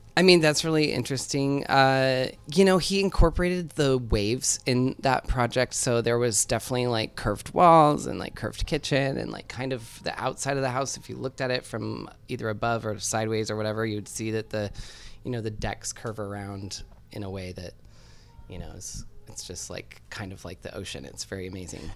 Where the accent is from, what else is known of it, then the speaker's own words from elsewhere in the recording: Seattle, Washington, United States; I grew up in Seattle